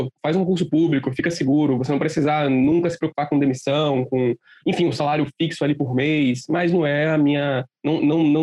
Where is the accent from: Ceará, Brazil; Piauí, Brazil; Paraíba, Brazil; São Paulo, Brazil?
Ceará, Brazil; Fortaleza; born there; Eu, na real, eu sou de... eu nasci em Fortaleza, né? Nasci ali cedo, então eu vou todo ano.